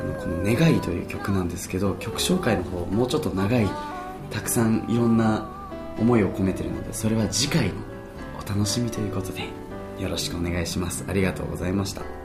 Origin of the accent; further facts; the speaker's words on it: Yokohama, Kanagawa, Japan; now in Hawaii, United States; 横浜で育ったので、小学校中学校は